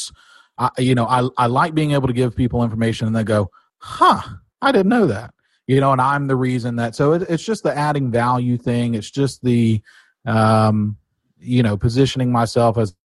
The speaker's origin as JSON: {"language": "English", "town": "Pensacola", "region": "Florida", "country": "United States", "tie": "born or raised there", "said": "I'm born and raised in Pensacola."}